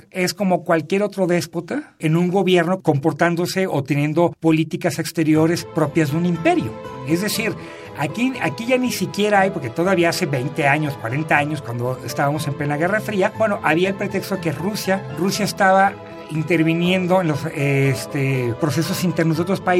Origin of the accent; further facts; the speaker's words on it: Mexico; yo creo que como mexicanos, también.